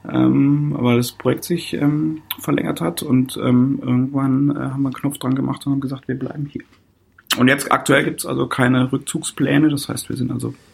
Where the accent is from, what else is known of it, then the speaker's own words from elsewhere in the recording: Koblenz, Rhineland-Palatinate, Germany; also born or lived in Stuttgart; Also ich komme ursprünglich aus Koblenz, äh, am, äh, vom wunderschönen deutschen Eck von Rhein und Mosel.